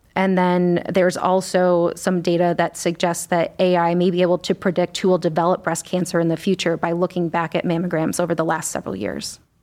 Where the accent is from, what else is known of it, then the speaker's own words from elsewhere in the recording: Scranton, Pennsylvania, United States; moved away as an adult; also born or lived in Washington, D.C. / Chicago; now in Cleveland, United States; So I'm originally from Scranton, Pennsylvania